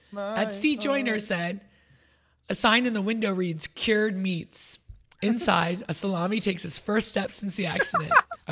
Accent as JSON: {"language": "English", "region": "New York", "country": "United States", "tie": "born or raised there", "said": "I have like a worldliness about me because I'm from New York."}